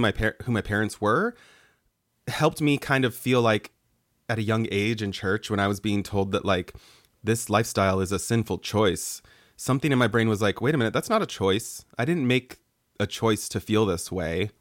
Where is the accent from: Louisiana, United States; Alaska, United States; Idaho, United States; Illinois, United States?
Idaho, United States; Boise; moved away as an adult; also born or lived in Mexico; growing up in Boise